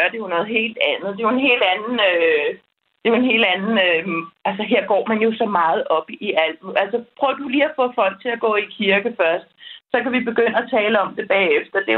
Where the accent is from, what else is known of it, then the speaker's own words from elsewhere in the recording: Denmark; moved away as an adult; now in Spain; derhjemme i Danmark